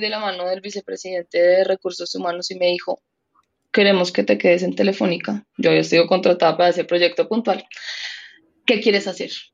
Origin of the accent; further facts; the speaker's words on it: Colombia; una mujer colombiana de 35 años